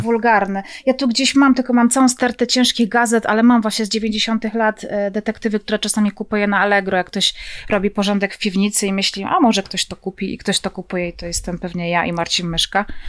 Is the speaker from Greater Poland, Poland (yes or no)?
no; Zabrze, Silesian Voivodeship, Poland; Ja pochodzę z Zabrza, więc Gliwice są tuż obok.